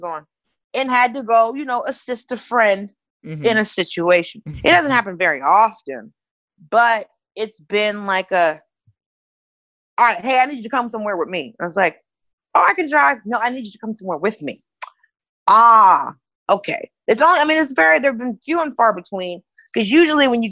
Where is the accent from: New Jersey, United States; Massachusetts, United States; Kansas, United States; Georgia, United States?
Georgia, United States; Atlanta; I'm from Atlanta